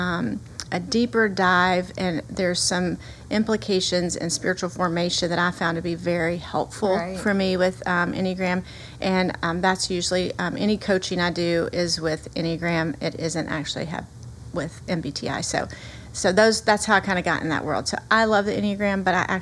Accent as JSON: {"language": "English", "region": "the South", "country": "United States", "accent": "Southern", "said": "I hope that everyone can hear my Southern accent. I am a girl from the South"}